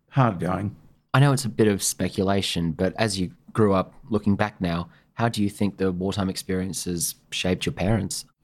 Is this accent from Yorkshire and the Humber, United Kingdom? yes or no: no; Scotland, United Kingdom; I was born in Scotland.